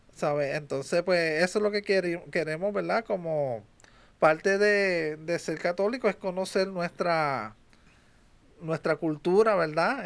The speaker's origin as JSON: {"language": "Spanish", "country": "United States", "tie": "born or raised there", "said": "Que tú y yo somos nacidos en Estados Unidos"}